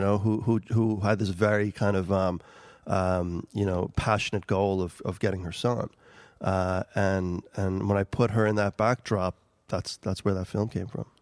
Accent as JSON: {"language": "English", "town": "New York City", "region": "New York", "country": "United States", "tie": "born or raised there", "also_born_or_lived": "Kosovo", "first_language": "Albanian", "second_language": "English", "moved": "as an adult", "lives_now": "Ireland", "said": "I grew up in New York City"}